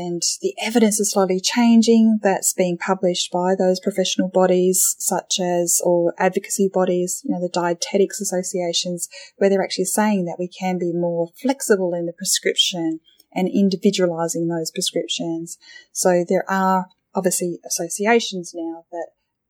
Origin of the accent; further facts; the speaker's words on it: Australia; being an Australian